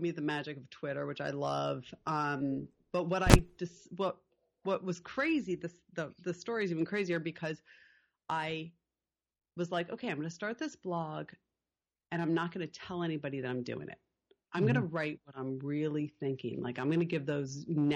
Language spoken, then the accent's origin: English; Connecticut, United States; now in Topanga, United States; growing up in Connecticut.